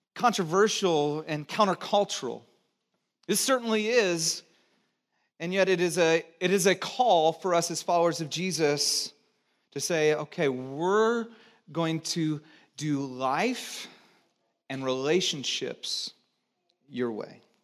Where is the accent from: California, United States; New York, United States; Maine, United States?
California, United States; Santa Cruz; also born or lived in Texas / Georgia; I was born in Texas, grew up in Santa Cruz, and did a few years in Georgia